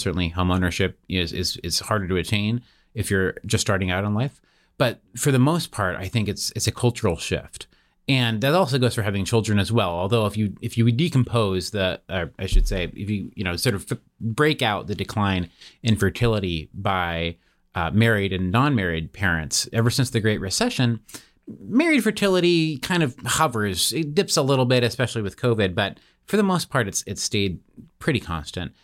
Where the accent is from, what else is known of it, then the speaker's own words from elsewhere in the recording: Seattle, Washington, United States; moved away as an adult; I, I grew up in Seattle, Washington